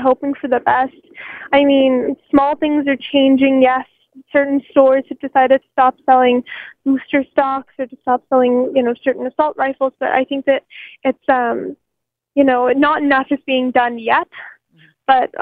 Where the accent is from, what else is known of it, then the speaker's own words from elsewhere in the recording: United States; now in Canada; I grew up in America and went to school in America for a few years